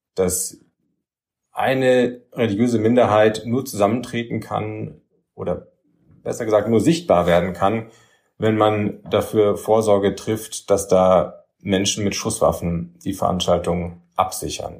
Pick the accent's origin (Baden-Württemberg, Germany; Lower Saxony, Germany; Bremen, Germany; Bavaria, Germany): Bavaria, Germany; Nuremberg; also born or lived in Erlangen; Ich bin ähm, aufgewachsen in Nürnberg, in der jüdischen Gemeinde, die auch in Nürnberg winzig klein war ähm, in den 80ern und frühen 90er Jahren